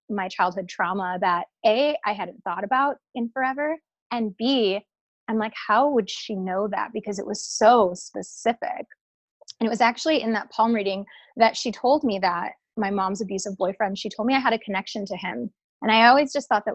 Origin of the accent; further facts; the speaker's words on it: Wisconsin, United States; now in Hollywood, United States; I'm from Wisconsin. And I am, you know, I had a very like Midwest upbringing.